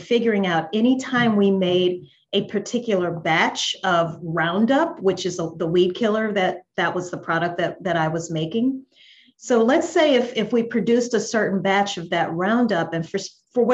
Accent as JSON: {"language": "English", "region": "Louisiana", "country": "United States", "also_born_or_lived": "New Orleans, Louisiana", "moved": "as an adult", "lives_now": "Atlanta, United States", "said": "I'm originally from Louisiana here in the States."}